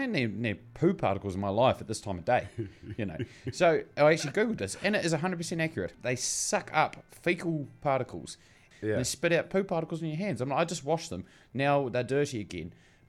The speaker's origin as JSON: {"language": "English", "town": "Bluff", "region": "Southland", "country": "New Zealand", "tie": "born or raised there", "said": "So to explain it, the Bluff oyster thing, I grew up in Bluff. I was a little round boy."}